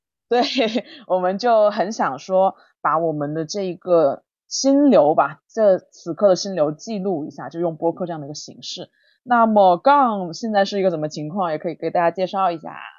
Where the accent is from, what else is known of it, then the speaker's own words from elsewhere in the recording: southern China, China; also born or lived in Hangzhou; now in Beijing, China; 我是南方人